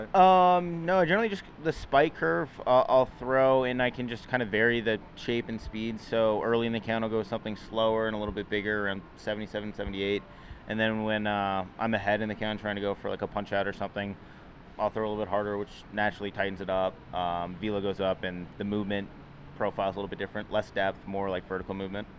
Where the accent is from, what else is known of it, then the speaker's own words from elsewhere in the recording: Manhattan Beach, California, United States; I grew up in Los Angeles, Manhattan Beach, California